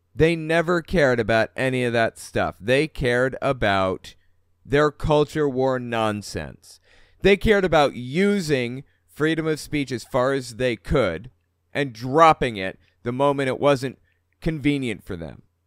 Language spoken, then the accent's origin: English; Huntington, West Virginia, United States; moved away; I was from Huntington, West Virginia also.